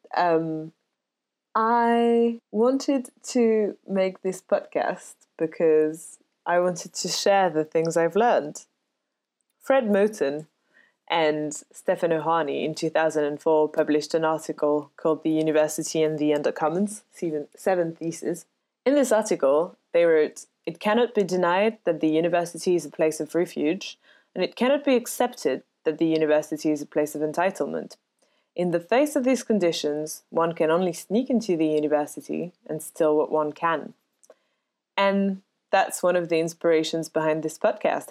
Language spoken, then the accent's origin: English; Paris, Île-de-France, France; moved away as an adult; now in United Kingdom; I was born and raised in Paris